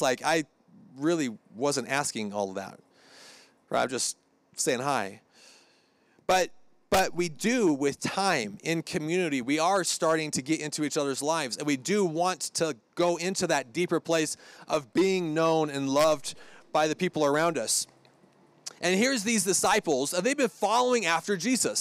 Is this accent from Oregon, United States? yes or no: yes; Hermiston, Oregon, United States; moved away; Hermiston, Oregon sticker on the front. That's where I'm from.